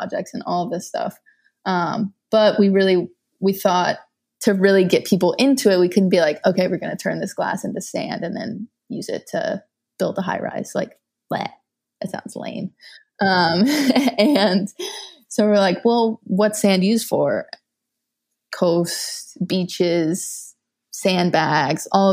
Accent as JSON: {"language": "English", "region": "Louisiana", "country": "United States", "tie": "born or raised there", "said": "I grew up in Louisiana without access to recycling"}